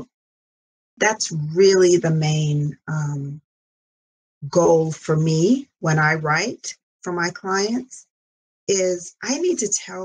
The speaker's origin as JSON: {"language": "English", "country": "Jamaica", "tie": "born or raised there", "moved": "yes", "lives_now": "United States", "said": "growing up on the British system in Jamaica"}